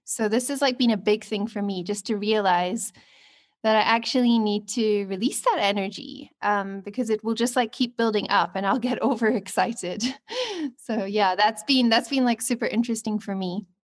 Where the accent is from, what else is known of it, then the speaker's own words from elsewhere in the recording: Scotland, United Kingdom; now in Cape Town, South Africa; I'm from Scotland, but currently living on my Venus line in Cape Town